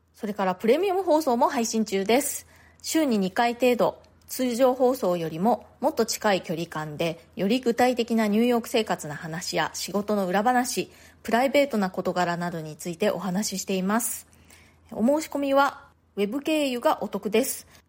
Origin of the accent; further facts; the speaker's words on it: Japan; moved away as an adult; now in New York, United States; 私の生まれ育った家族、まあ、日本の家族